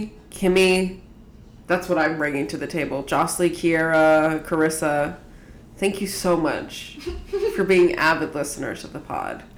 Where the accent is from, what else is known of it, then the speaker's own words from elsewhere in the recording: Washington, District of Columbia, United States; also born or lived in Montgomery County, Maryland; a gentrified uh, area of Washington D.C. that wasn't that way when I was a baby. But also, I like went to school in Maryland